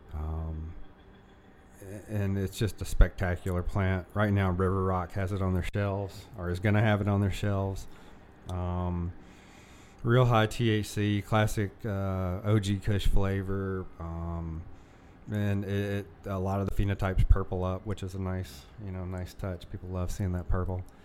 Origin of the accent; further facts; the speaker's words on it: the South, United States; a, kid from a single mom growing up in the South